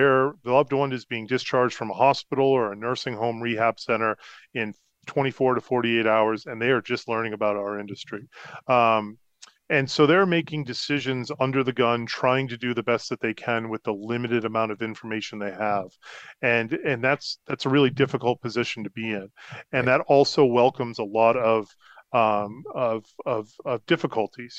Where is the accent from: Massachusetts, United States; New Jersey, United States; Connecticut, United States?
Massachusetts, United States; Concord; moved away as an adult; also born or lived in Rhode Island / Colorado / Florida; growing up in the Concord